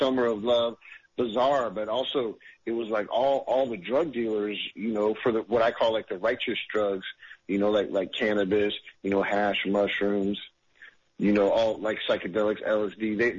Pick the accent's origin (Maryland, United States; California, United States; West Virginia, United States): California, United States; And, I was in Virginia, so I grew up in California.